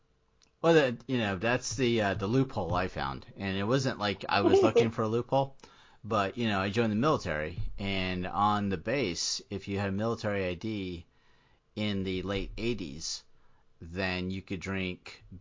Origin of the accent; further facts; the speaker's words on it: Florida, United States; Yeah, I mean, I grew up in Florida.